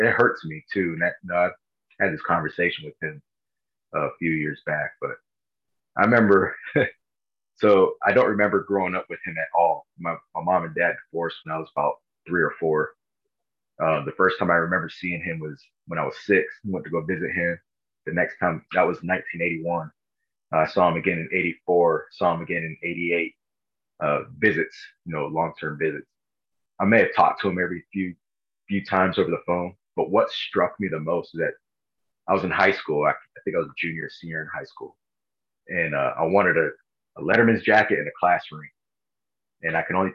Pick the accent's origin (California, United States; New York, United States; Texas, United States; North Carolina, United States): California, United States; Los Angeles County, Southern; I grew up in Southern California